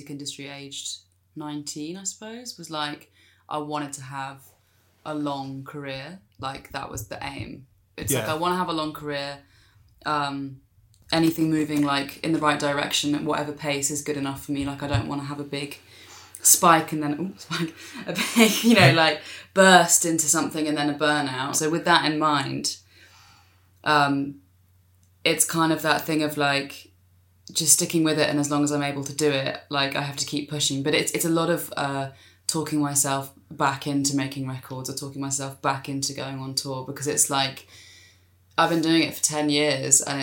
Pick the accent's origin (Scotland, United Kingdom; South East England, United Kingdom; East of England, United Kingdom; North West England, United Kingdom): South East England, United Kingdom; south of London, like, as in south of London, not South London.